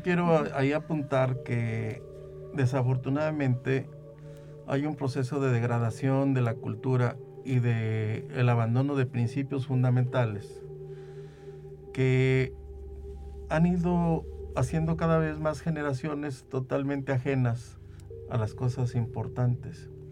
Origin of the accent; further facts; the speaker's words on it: Venado, San Luis Potosí, Mexico; lo veía yo en mi pueblo, yo soy de Venado